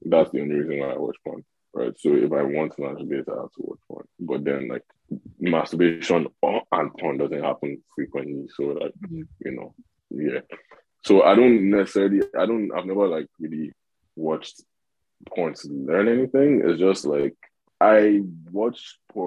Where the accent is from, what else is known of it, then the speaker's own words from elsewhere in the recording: Lagos, Nigeria; also born or lived in Northern Nigeria; so I'm from the north, right? But I grew up in Lagos. Mm-hmm. And yeah, in Nigeria, I grew up in Lagos